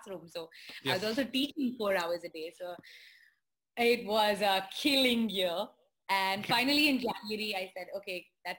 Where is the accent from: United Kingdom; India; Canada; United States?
India; being Indian. I don't know whether it's being an Indian woman